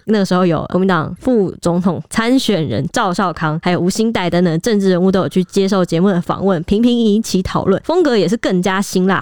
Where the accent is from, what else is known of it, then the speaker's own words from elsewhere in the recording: Taiwan; 我们是我们台湾人，我们应该蛮乐在其中